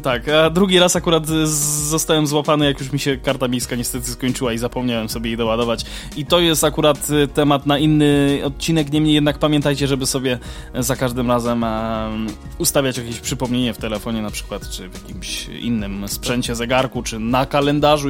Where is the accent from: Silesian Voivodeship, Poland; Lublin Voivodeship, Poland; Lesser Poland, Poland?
Lesser Poland, Poland; Kraków; u nas w Krakowie